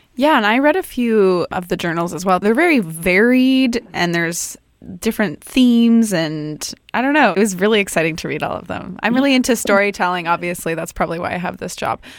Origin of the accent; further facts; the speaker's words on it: United States; now in Canada; I am actually American, but I have been here for a while